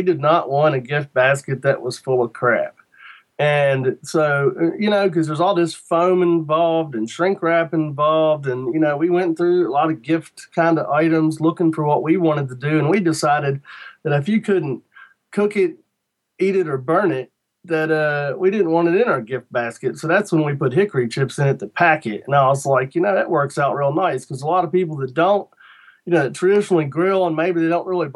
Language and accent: English; Shenandoah Valley, Virginia, United States; I'm from Virginia, you know, right in the Shenandoah Valley, and we didn't get a lot of Jamaican jerk in the Shenandoah Valley when I was a kid